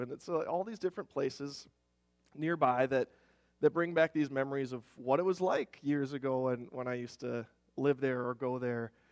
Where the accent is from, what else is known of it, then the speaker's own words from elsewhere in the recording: Rochester, Minnesota, United States; also born or lived in Germany / Twin Cities, Minnesota; I grew up in Rochester, so uh, you could see the giant Mayo Clinic downtown buildings from, from our backyard